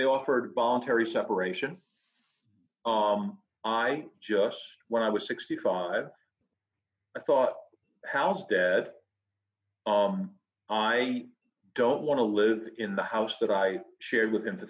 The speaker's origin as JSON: {"language": "English", "town": "Fall River", "region": "Massachusetts", "country": "United States", "tie": "born or raised there", "also_born_or_lived": "Chicago", "moved": "as an adult", "said": "I'm a New England kid. I'm a New England boy. I was born in Fall River, Massachusetts"}